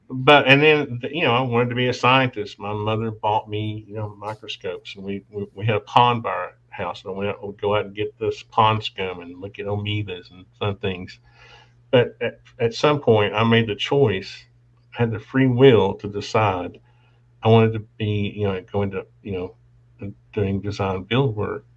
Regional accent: Appalachia, United States; We were brought up poor. I was born in the Appalachians.

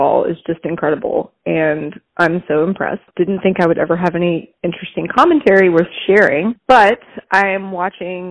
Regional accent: Alabama, United States; I'm white trash from Alabama

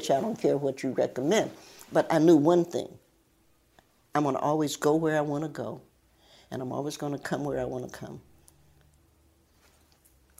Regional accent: Cincinnati, Ohio, United States; moved away as an adult; also born or lived in Knoxville, Tennessee / Lincoln Heights, Ohio / Appalachia; now in Virginia, United States; But when Mommy delivered me, we moved, after that, we moved to Cincinnati

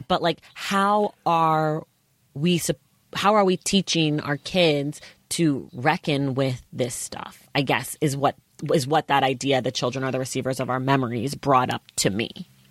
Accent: United States; as an American

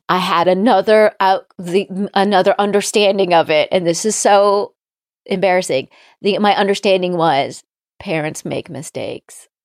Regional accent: Palm Springs, California, United States; I'm also from Southern California

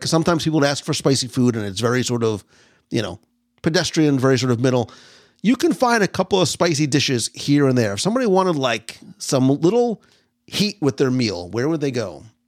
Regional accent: Northeast, United States; moved away; I come from the Northeast

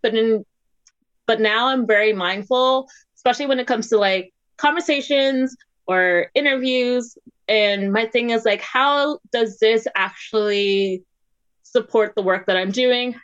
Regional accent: Maryland and DC, United States; also born or lived in Washington, D.C.; I grew up in Maryland and DC

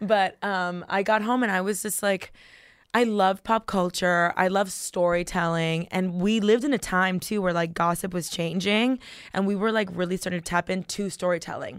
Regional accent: Miami, Florida, United States; I was born and raised in Miami

